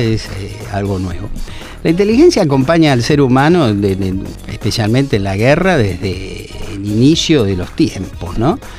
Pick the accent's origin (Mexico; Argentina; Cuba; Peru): Argentina